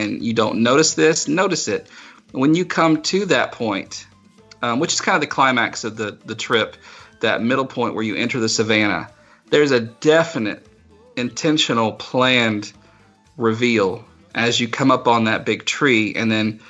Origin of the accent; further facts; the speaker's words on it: South Carolina, United States; the zoo I grew up going to in South Carolina